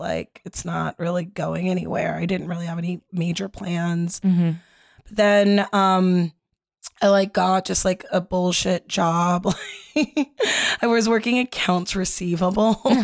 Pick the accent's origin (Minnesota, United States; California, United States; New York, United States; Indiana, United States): California, United States; Los Angeles; I grew up in Los Angeles